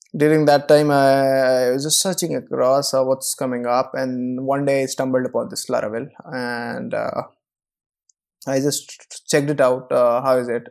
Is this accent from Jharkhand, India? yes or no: yes; Koderma, Jharkhand, India; my hometown is, uh, a place called Kodurma in Jharkhand